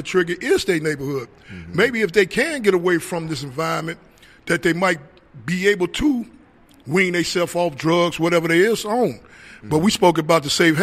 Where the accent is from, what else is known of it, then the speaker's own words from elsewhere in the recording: Gary, Indiana, United States; moved away as an adult; now in Indianapolis, United States; I just moved to Indianapolis probably about like a few weeks ago. I'm from Gary, Indiana